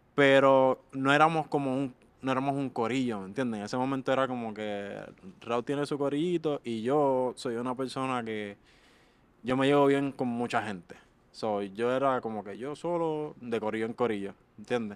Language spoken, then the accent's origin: Spanish; Carolina, Puerto Rico; de Carolina, Puerto Rico